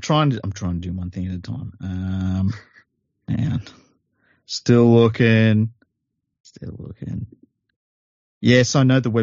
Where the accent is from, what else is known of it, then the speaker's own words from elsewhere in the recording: Sydney, New South Wales, Australia; I'm from Western Sydney